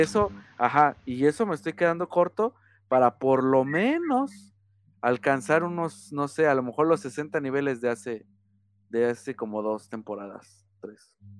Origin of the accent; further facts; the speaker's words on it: Mexico; siendo mexicano